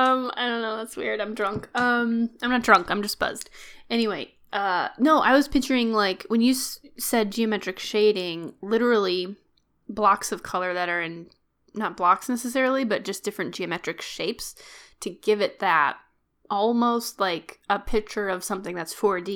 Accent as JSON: {"language": "English", "region": "Texas", "country": "United States", "said": "I'm from Texas."}